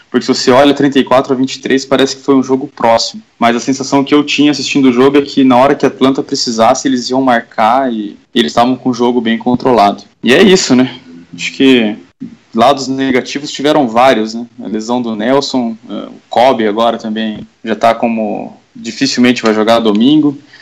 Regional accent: Curitiba, Paraná, Brazil; sou aqui de Curitiba

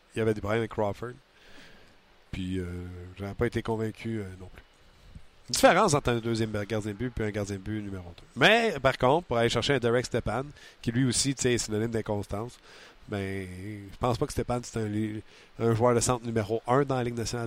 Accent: Quebec, Canada; je viens du Québec

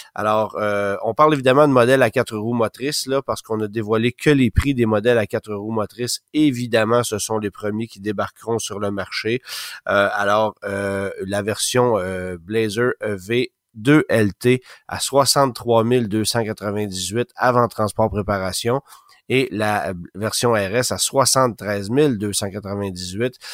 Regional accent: Canada; chez nous au Canada

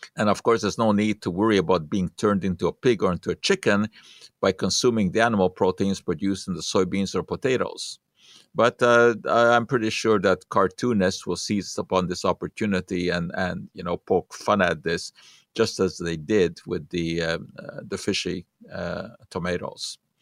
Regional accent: Hungary; moved away; I did not grow up with peanut butter uh, when I was young. It was just not a part of culture in Hungary

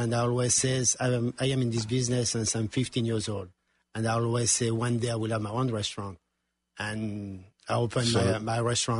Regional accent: France; English is a second language; moved away as an adult; now in United States; I'm from France.

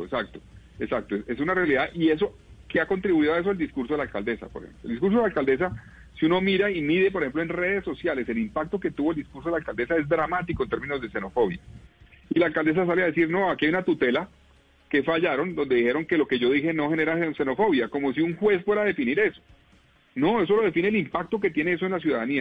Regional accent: Colombia; nosotros como colombianos

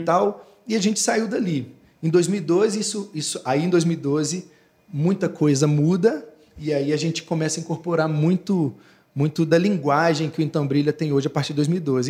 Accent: Raposos, Minas Gerais, Brazil; Eu, eu vivo em Raposos, né? Eu sou de Raposos

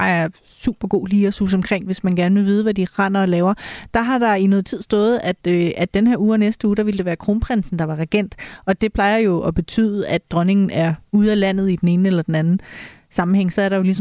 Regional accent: Tønder, Southern Denmark, Denmark; på Tønder togt. i min, i ja. min hjemby endda.

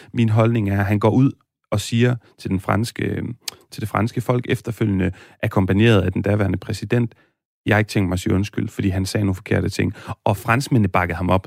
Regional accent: Aarhus, Central Denmark Region, Denmark; also born or lived in Spain; Jeg er født og opvokset i Aarhus

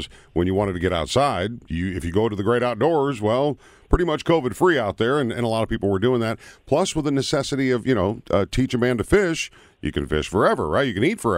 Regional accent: Minnesota, United States; as a kid growing up in Minnesota, home of 10,000 lakes

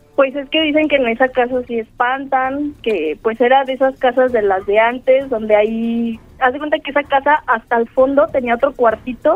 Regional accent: State of Mexico, Mexico; De aquí, del Estado de México.

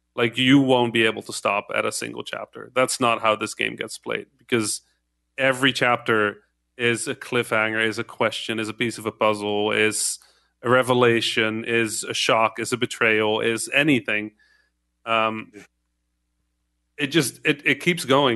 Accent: Netherlands; first language Dutch, Arabic; English is a second language; moved away; I didn't speak English. I was Dutch. Right, I could speak Dutch and, and Arabic

